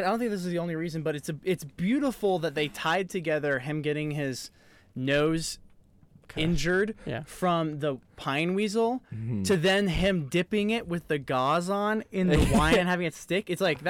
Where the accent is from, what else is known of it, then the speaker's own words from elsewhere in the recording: Boston, Massachusetts, United States; Well, I grew up in Boston. This is not a Boston accent.